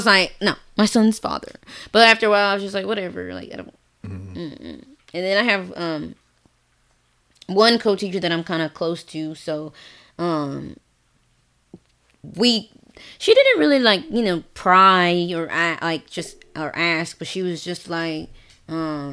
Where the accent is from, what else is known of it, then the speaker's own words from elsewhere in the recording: the South, United States; moved away; I'm from the South